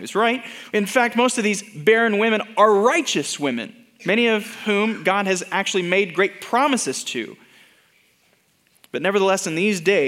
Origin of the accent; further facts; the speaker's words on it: Denton, Texas, United States; when I was growing up in Denton, Texas, my childhood home